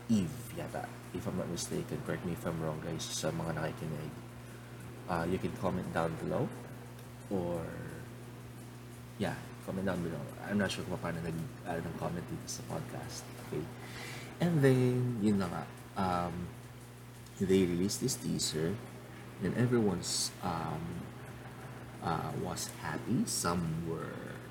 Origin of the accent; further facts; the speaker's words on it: Philippines; I'm a Filipino, so majority of my um, majority of my um, speaking here would be in Tagalog.